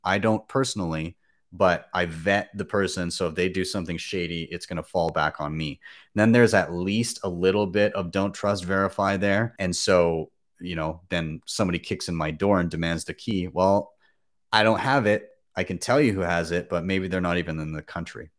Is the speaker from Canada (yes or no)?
yes; Canada; as a Canadian